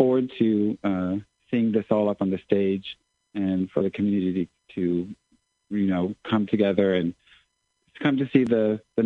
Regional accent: San Diego, California, United States; moved away as an adult; also born or lived in Southern Africa / Southeast Asia / Manila, Philippines; I'm from San Diego, California, originally, and that's where I had all my training

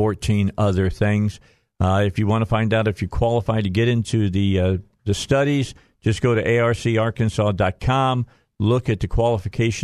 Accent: outside of Chicago, Illinois, United States; now in Arkansas, United States; I grew up outside of Chicago

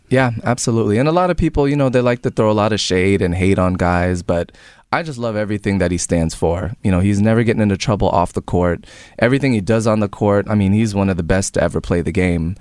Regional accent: Tampa, Florida, United States; also born or lived in New Jersey; I was a Tampa Bay Buccaneers fan just growing up in Tampa

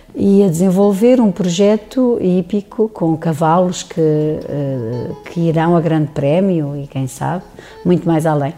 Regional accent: Lisbon, Portugal; moved away as an adult; also born or lived in Serra da Estrela; now in Gouveia, Portugal; Eu não sou de cá, nasci em Lisboa, fui criada em Lisboa, estive no estrangeiro

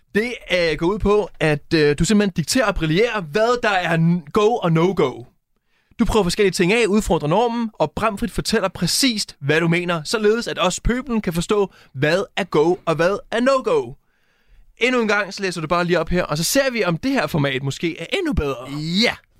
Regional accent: Næstved, Zealand, Denmark; jeg er fra Næstved

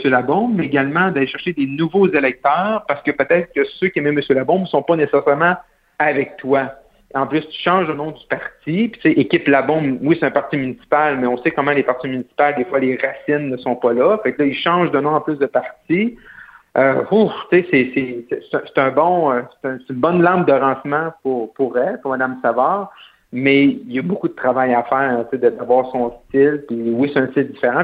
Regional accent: Roberval, Quebec, Canada; also born or lived in Ottawa; chez moi, là, au Lac-Saint-Jean, ça va bien le français

